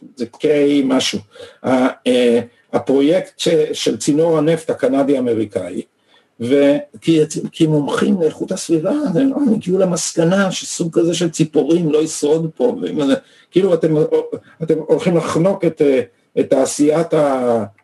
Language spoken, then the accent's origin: Hebrew; Israel; אנחנו גדלנו פה